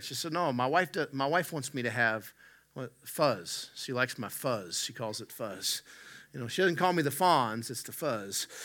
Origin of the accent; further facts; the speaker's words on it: West Virginia, United States; moved away; I'm from the Southern U S. I grew up in West Virginia